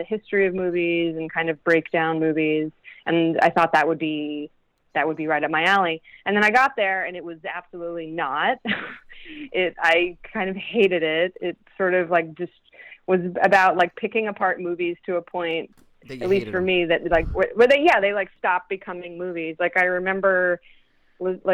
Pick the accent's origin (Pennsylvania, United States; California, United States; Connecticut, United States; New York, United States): Pennsylvania, United States; Pottsville; growing up in Pottsville